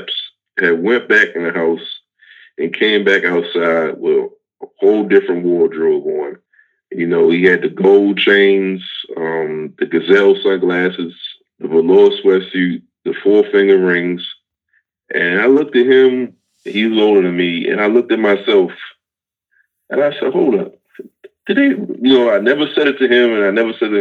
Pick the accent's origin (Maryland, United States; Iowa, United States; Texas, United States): Maryland, United States; Baltimore; I grew up in Baltimore City, East Baltimore